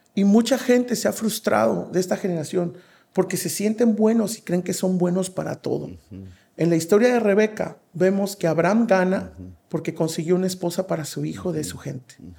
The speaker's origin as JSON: {"language": "Spanish", "region": "Veracruz", "country": "Mexico", "said": "yo soy de Veracruz y, allá se acostumbra mucho que en la tarde las señoras o las viejitas sacan sus mecedoras a las banquetas"}